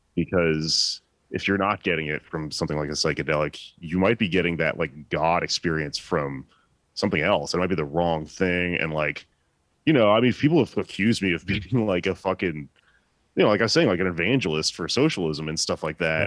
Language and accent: English; Texas, United States; I'm from Texas